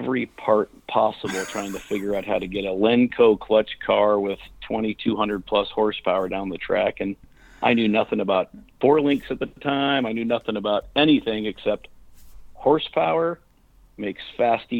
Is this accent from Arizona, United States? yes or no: yes; Arizona, United States; I moved to Arizona before I was 1 year old, so I would say I'm from Arizona